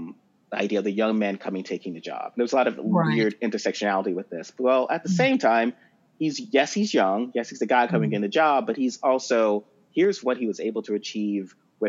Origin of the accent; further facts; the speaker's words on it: the South, United States; as we growing up in the South, we met like that woman in that church, that asking, that connection, that is something so specific to our people